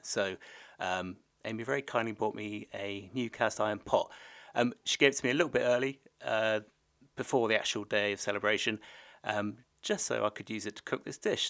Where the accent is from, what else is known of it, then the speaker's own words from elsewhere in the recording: the Southwest, South West England, United Kingdom; moved away; I'm from the Southwest originally.